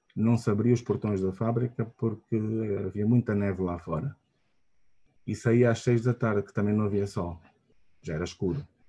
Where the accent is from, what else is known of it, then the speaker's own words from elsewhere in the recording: Luanda, Luanda Province, Angola; also born or lived in Malanje; Nasci e cresci uh, em Angola, portanto, nasci em Luanda e fiz o meu ensino primário uh, todo uh, em Luanda